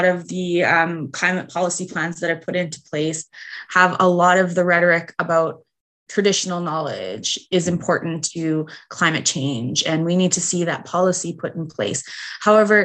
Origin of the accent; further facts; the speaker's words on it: Canada; as like an Indigenous woman, as a Canadian citizen